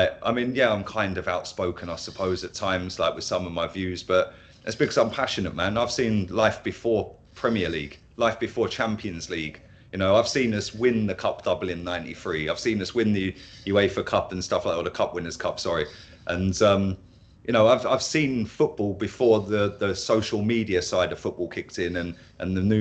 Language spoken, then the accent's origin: English; Milton Keynes, South East England, United Kingdom; moved away as an adult; now in Spain; I'm originally from Milton Keynes, just north of London, about 40 miles north of London